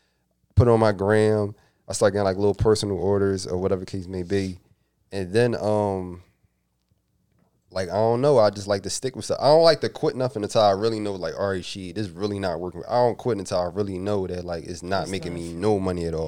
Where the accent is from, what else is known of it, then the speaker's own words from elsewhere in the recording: Philadelphia, Pennsylvania, United States; I'm from West Philly